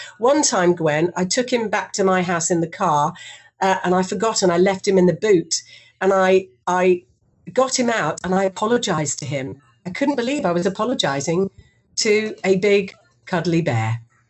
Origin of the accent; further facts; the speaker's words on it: Singapore; because I grew up in Singapore and I went to an international school from the age of 9 all the way through to 18.